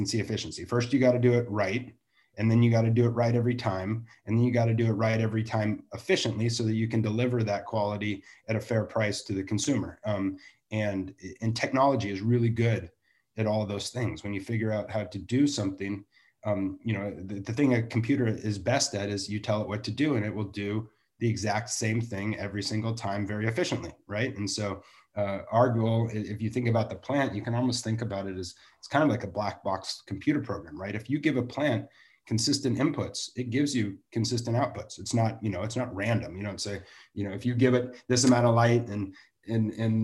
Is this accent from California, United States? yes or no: yes; Santa Barbara, California, United States; I'm from Santa Barbara, so you know, I get to even do it in my own backyard